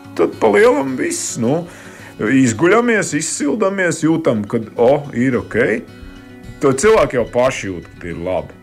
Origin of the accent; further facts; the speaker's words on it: Kurzeme, Latvia; es dzīvoju Latvijā un pie Baltijas jūras, un es esmu kārtīgs kurzemnieks